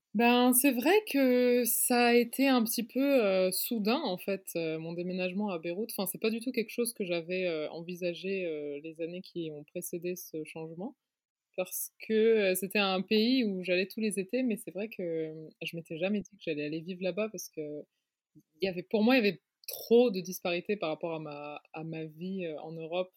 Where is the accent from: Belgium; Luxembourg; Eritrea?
Luxembourg; moved away as an adult; also born or lived in Paris, France / New York, United States / London, United Kingdom / Beirut, Lebanon; je suis née, j'ai grandi au Luxembourg et je m'identifie quand même comme luxembourgeoise